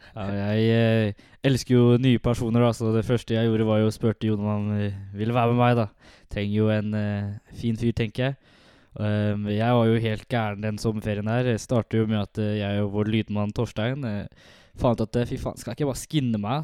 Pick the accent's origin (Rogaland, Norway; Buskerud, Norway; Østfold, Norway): Østfold, Norway; Halden; jeg er jo fra Halden, oppvokst og alltid bodd i Halden